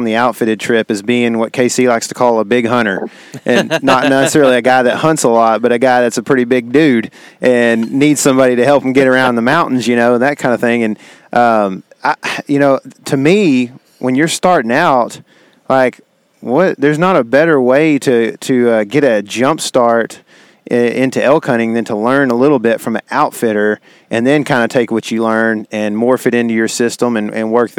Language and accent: English; Texas, United States; being a Texan